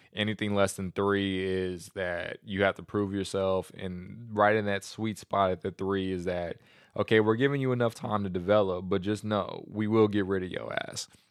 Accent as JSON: {"language": "English", "country": "United States", "said": "I'm just an American"}